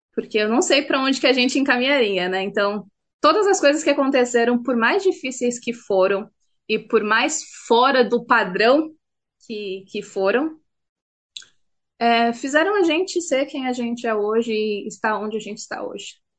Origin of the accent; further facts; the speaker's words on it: Itu, São Paulo, Brazil; moved away as an adult; now in Auckland, New Zealand; Nasci na cidade de Itu, vivi lá durante a minha vida inteira. E a única mudança que eu fiz foi para cá, para Nova Zelândia